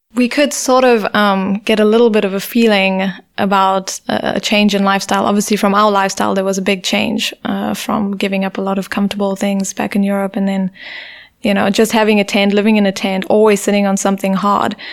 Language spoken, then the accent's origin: English; Durban, KwaZulu-Natal, South Africa; moved away as an adult; also born or lived in England / Heidelberg, Germany; growing up in South Africa, you do grow up with this culture of fear